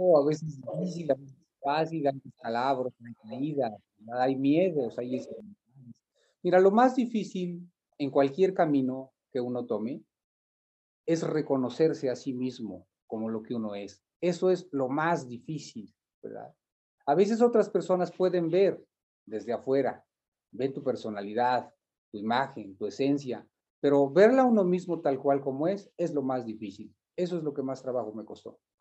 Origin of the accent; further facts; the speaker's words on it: Malinalco, State of Mexico, Mexico; haber crecido en esta tierra me llevó a indagar mis raíces